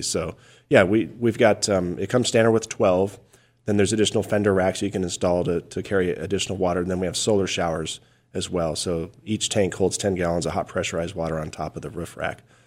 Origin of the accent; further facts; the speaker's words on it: Payson, Arizona, United States; I grew up just a little bit north of Payson